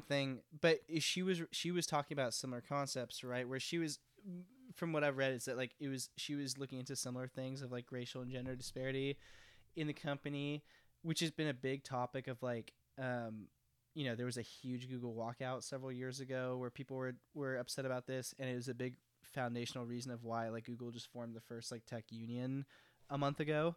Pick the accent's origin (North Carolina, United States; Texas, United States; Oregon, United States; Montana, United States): Texas, United States; as someone from Texas